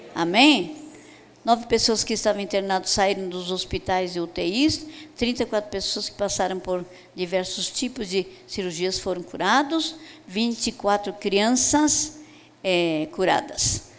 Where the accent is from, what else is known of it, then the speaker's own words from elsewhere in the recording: Brazil; como brasileiro